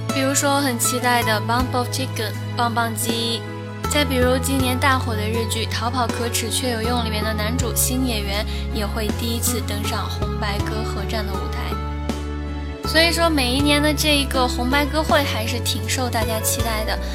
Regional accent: China; 对我们中国人来说呢，更重要的应该是差不多一个月以后的农历新年

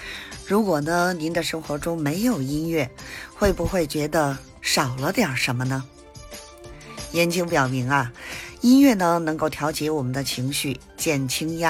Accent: Beijing, China; 咱们下期节目再

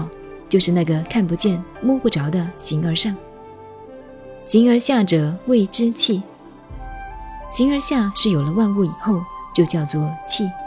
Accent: China; 天主教说宇宙是上帝创造的，我们中国人说天地是由盘古老王开辟的。

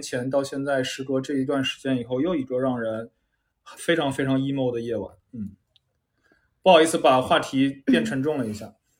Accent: China; 因为咱们中国，至少我们这一代人，很少有人从小是这样长大的嘛

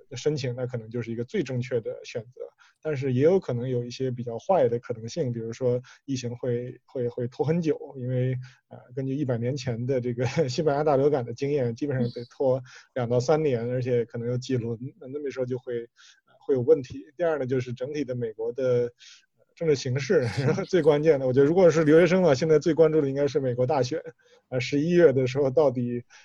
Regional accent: China; 我们中国人

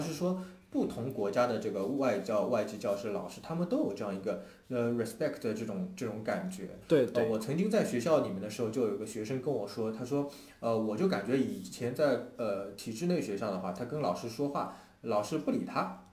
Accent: China; 我们中国人说话

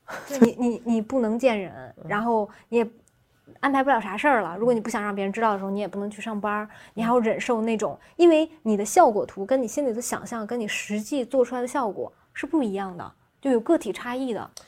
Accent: Xuzhou, Jiangsu, China; moved away; 我老家在徐州嘛

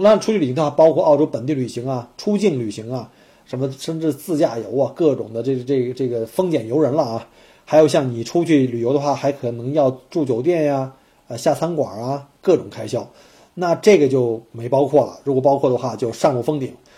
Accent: China; now in Australia; 我们都是来自于这个特别节省的国家

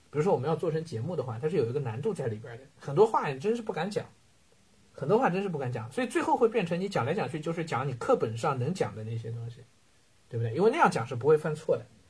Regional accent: China; 我们中国人

